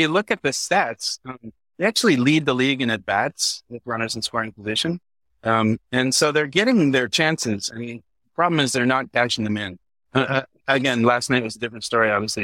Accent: London, Ontario, Canada; now in New York, United States; I grew up in London, Ontario, halfway between Toronto and Detroit.

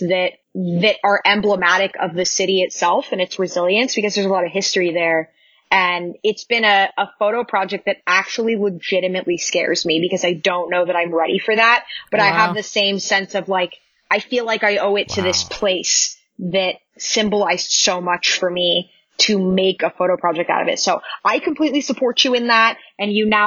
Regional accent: Fresno, California, United States; moved away; I grew up in Fresno

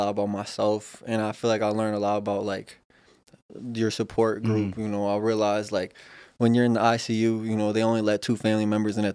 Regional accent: Syracuse, New York, United States; I'm from Syracuse, too. I actually grew up in the Jamesville Dewitt area.

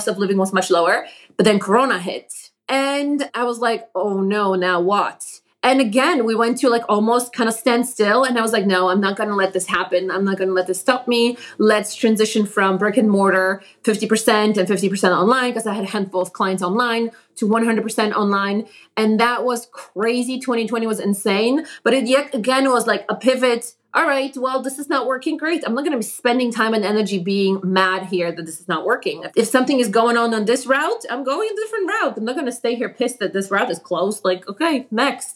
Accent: Poland; English is a second language; moved away as an adult; also born or lived in Boston, United States; now in Connecticut, United States; when I moved from Poland to America, I came being a university student, studying journalism

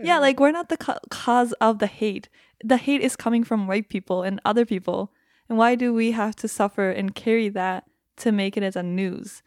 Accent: Japan; first language Japanese; English is a second language; moved away as an adult; now in United States; I grew up in Japan.

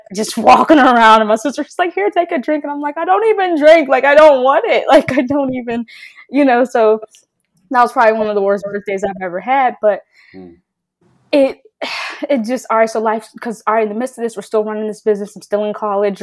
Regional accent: Pittsburgh, Pennsylvania, United States; I'm from Pittsburgh, right? So I live 20 minutes from campus

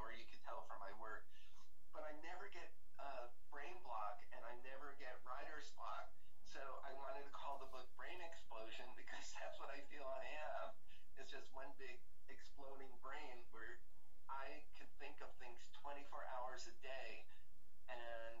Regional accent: New Jersey, United States; moved away as an adult; also born or lived in New York / Florida; now in California, United States; growing up in New Jersey

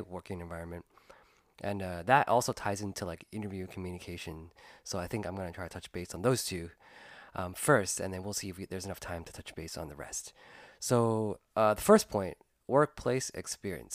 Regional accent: United States; I was born and raised here in the United States

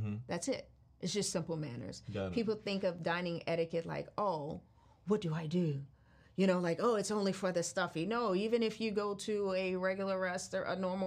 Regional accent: New Orleans, Louisiana, United States; being from New Orleans

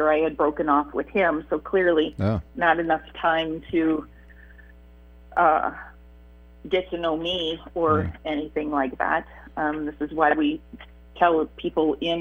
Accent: Michigan, United States; also born or lived in Iowa; So we moved from Michigan to Iowa for a couple of years

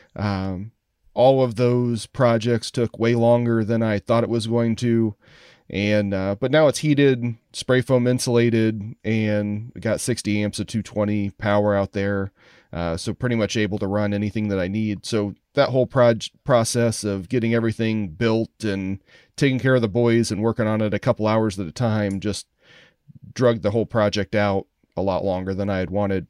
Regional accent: Columbus, Indiana, United States; moved away as an adult; also born or lived in Chicago area, Illinois; now in Chicago, United States; grew up in Columbus, Indiana.

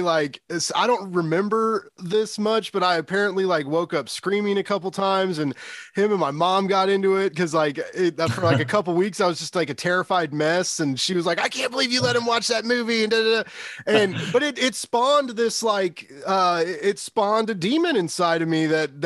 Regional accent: Kansas City, Missouri, United States; I'm from Kansas City

